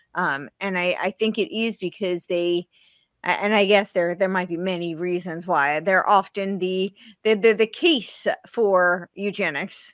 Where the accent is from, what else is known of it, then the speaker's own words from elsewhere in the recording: New Jersey, United States; moved away; I, I'm originally from New Jersey